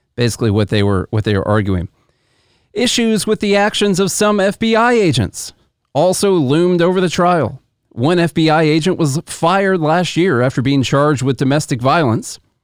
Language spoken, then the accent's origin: English; Illinois, United States; we're from Illinois